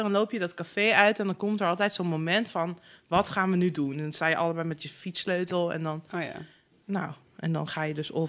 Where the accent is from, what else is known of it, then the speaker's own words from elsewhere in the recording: Zutphen, Gelderland, Netherlands; In Zutphen.